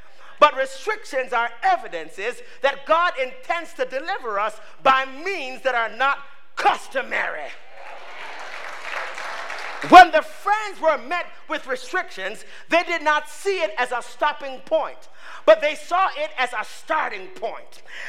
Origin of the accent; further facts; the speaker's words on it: Canada; I'm Canadian. So, I mean, you know, we always come to the States.